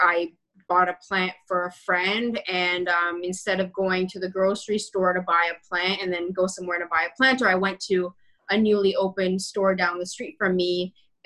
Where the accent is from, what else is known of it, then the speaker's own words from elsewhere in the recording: Toronto, Ontario, Canada; I was born in Rexdale and I grew up right behind the Rexdale Mall for a bit of my childhood.